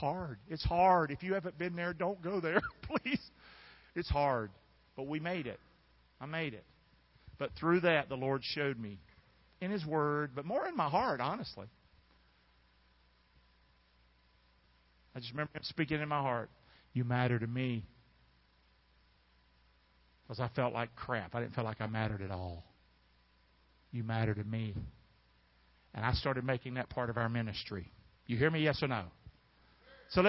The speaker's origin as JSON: {"language": "English", "town": "Rockingham", "region": "North Carolina", "country": "United States", "moved": "yes", "said": "I'm from Rockingham, North Carolina, and I know what it is to be from Carolina and the Carolina folk"}